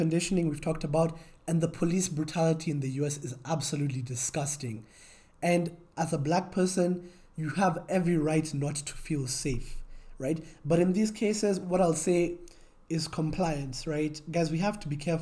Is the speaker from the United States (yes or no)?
no; Kenya; as a Kenyan